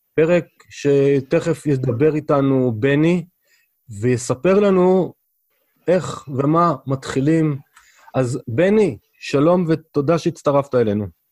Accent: Israel; גדלנו בארץ, מדברים עברית

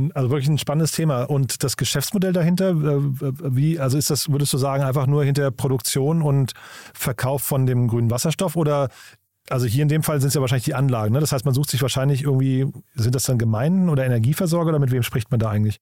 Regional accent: Rhine-Main area, Germany; Ich komme aus dem Rhein-Main-Gebiet

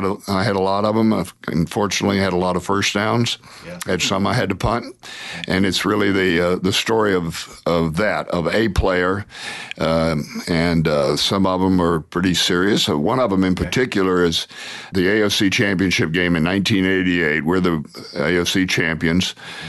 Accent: Atlanta, Georgia, United States; I grew up in Atlanta, Georgia, Lenox Road.

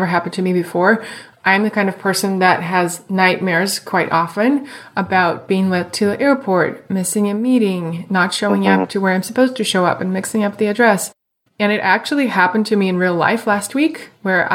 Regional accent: Moscow, Russia; moved away; I grew up in Moscow in Russia

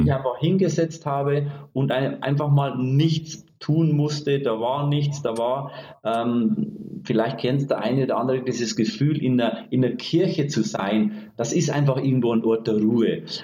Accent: Bavaria, Germany; Ich bin aus Bayern und ich sag mal streng katholisch erzogen

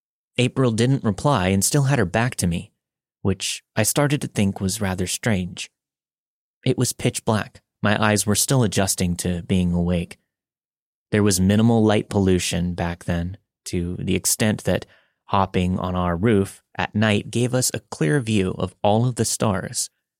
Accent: Philippines; moved away; I was born in the Philippines and grew up on the same property as my mother's side of the family.

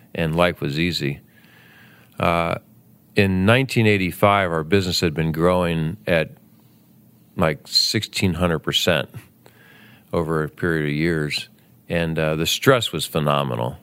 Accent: Southern Ohio, United States; also born or lived in Bowling Green, Ohio; I grew up in Southern Ohio and moved north to Bowling Green, Ohio

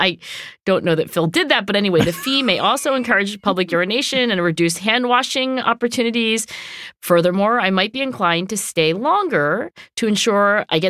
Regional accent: Canada; She is from Europe. I'm from Canada.

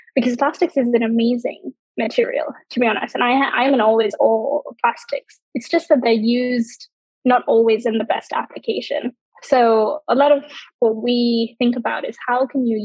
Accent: Sri Lanka; growing up in Sri Lanka

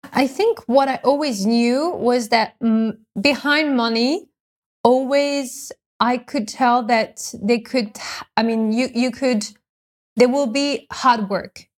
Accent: France; moved away; I'm from France, actually. I grew up in France

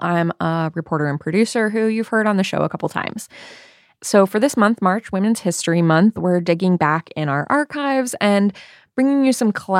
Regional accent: Midwest, United States; So I grew up in the Midwest, and as a young, white, middle-class girl

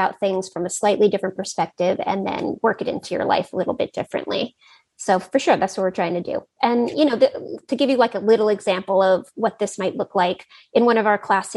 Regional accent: Silicon Valley, California, United States; I grew up in Silicon Valley

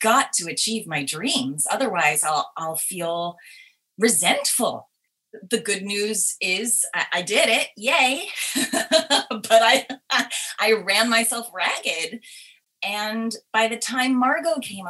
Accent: Teaneck, New Jersey, United States; I grew up right outside New York City in Teaneck, New Jersey.

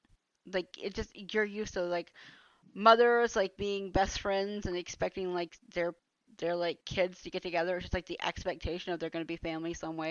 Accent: Atlanta, Georgia, United States; moved away as an adult; now in Germany; I've seen that all my life growing up in Atlanta.

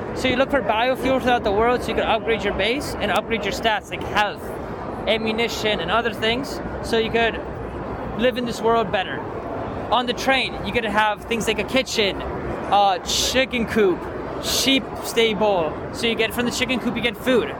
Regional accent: Poland; we are a team from Poland

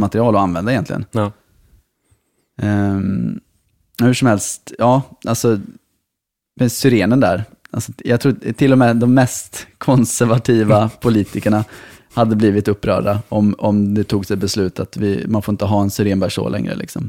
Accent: Malmö, Skåne, Sweden; som Malmöbo

